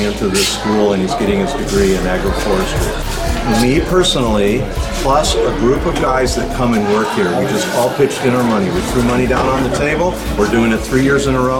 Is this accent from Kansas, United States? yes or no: no; California, United States; I was born in California